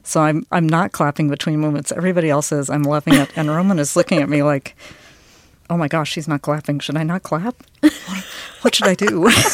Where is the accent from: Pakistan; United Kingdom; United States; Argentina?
United States; the South; also born or lived in Vienna; we're from the South. I'm Southern